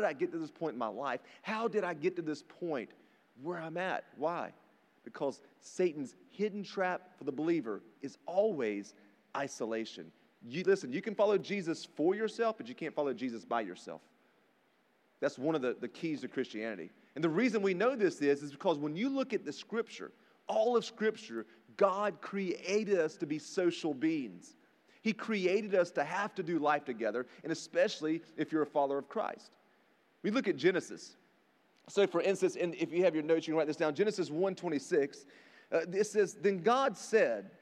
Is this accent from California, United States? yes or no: no; rural North Carolina, United States; I grew up in rural North Carolina, if you can't tell by my accent